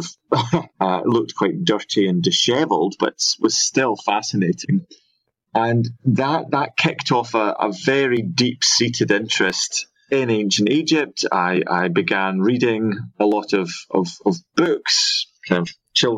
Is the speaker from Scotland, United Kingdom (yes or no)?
yes; Scotland, United Kingdom; moved away as an adult; also born or lived in Liverpool; growing up in Scotland